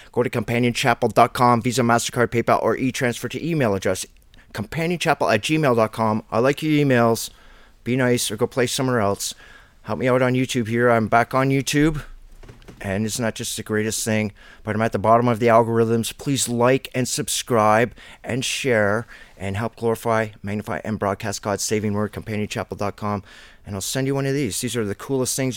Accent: Ontario, Canada; being a Canadian

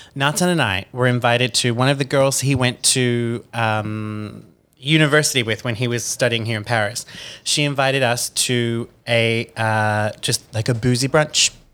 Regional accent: Australia; moved away; as an Australian citizen

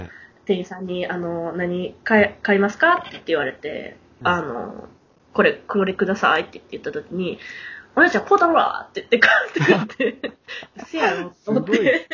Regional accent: Kansai, Japan; 私関西なんです

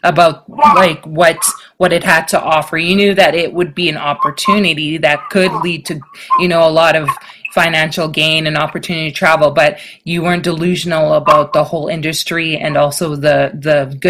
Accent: Jamaica; moved away; we're both immigrants. I'm from Jamaica

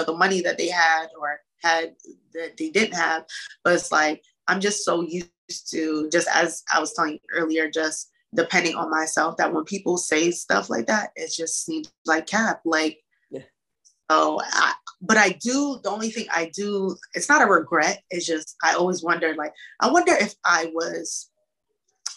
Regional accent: Hartford, Connecticut, United States; I grew up in Hartford

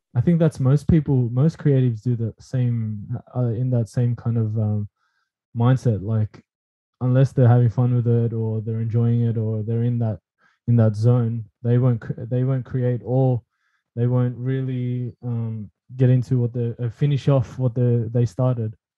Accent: Philippines; I'm Filipino

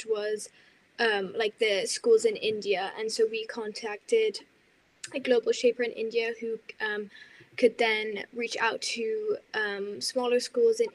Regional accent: Denmark; now in Switzerland; I am from Denmark

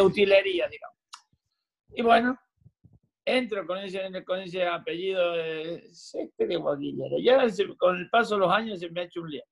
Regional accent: Argentina; moved away as an adult; also born or lived in Bristol, Connecticut, United States; now in Florida, United States; nací en la Argentina y tenemos los cuatro climas

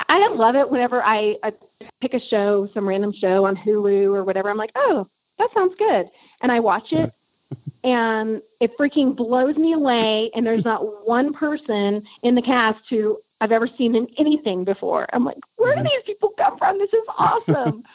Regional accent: South Texas, United States; where I grew up in South Texas

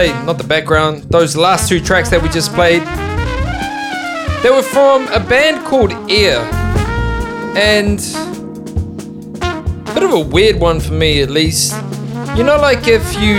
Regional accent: Melbourne, Victoria, Australia; my hometown right now, Melbourne

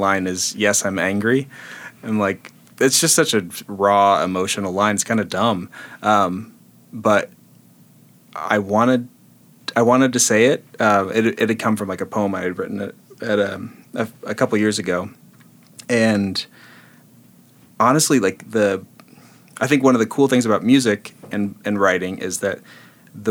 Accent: Kansas, United States; I grew up Baptist and in the middle of Kansas

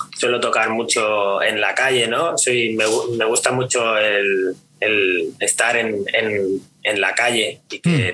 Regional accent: Pineda de Mar, Catalonia, Spain; also born or lived in Barcelona; yo vivo, siempre he vivido por, por la zona de Maresma, que es un Pineda de Mar, un pueblito pequeño

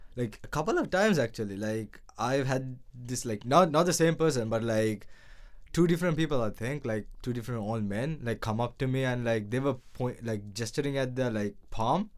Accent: Sri Lanka; now in Japan; I'm from Sri Lanka

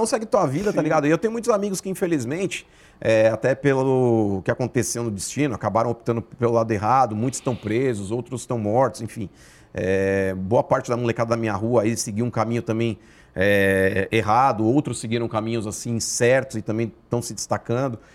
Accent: São Paulo, Brazil; born or raised there

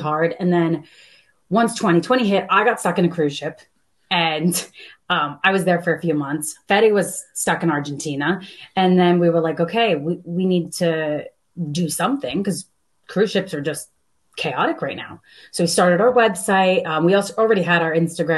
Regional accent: United States; moved away; I'm originally from New York/New Jersey

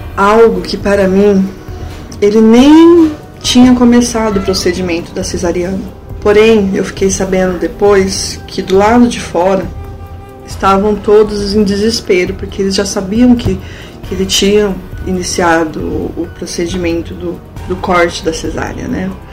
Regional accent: Florestópolis, Paraná, Brazil; eu nasci e cresci em Florestópolis.

